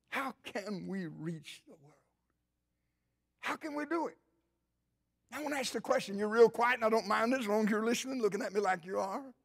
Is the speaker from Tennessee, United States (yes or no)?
yes; Cleveland, Tennessee, United States; My wife and I, of course, we grew up near the Cleveland, Tennessee area